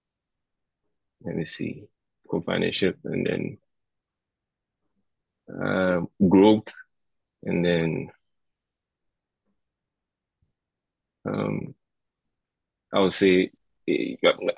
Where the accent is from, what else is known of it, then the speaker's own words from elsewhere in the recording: Ghana; Also from Ghana. And then I also live in Ghana.